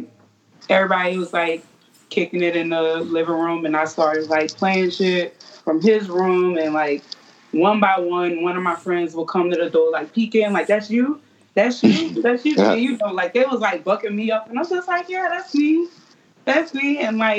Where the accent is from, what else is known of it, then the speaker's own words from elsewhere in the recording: New Orleans, Louisiana, United States; growing up in New Orleans, like, all we hear is music